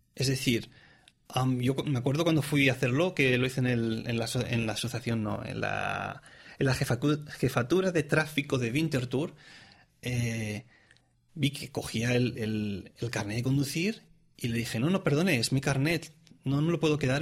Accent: Tarragona, Catalonia, Spain; moved away as an adult; also born or lived in Reus; now in Zurich, Switzerland; soy oriundo eh, de, de, la comunidad autónoma de Cataluña, es decir, soy catalán, nací en, en, Reus, pero digamos que soy de Tarragona

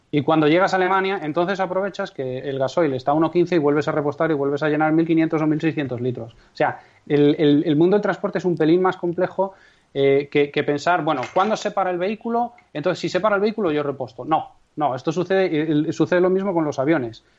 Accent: Castrejón de Trabancos, Castile and León, Spain

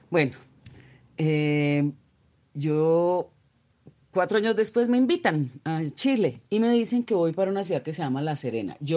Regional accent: Colombia; de Colombia

